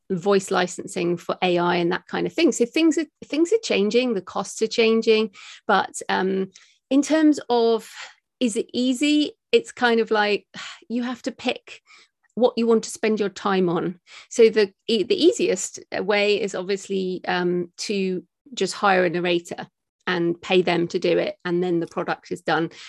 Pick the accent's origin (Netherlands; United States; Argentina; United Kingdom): United Kingdom; me as a British woman